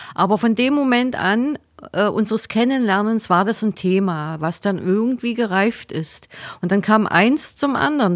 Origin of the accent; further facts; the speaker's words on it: Magdeburg, Saxony-Anhalt, Germany; moved away as an adult; now in Heidenheim, Germany; bei uns in Magdeburg